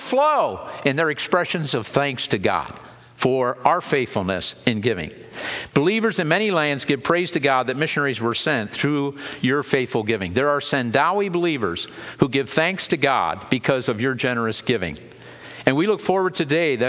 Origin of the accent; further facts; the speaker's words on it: Lebanon County, Pennsylvania, United States; I grew up in Lebanon County